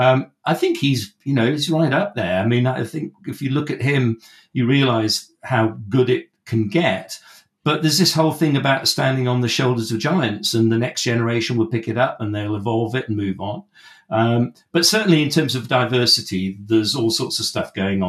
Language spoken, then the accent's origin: English; West Wales, United Kingdom; I grew up in West Wales